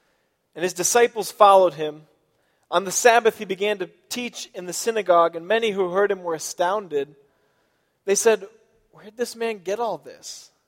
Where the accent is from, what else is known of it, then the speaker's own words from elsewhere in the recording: Iowa, United States; born there; also born or lived in Chicago; I say I'm from Chicago or maybe from Michigan. But I was born in Iowa.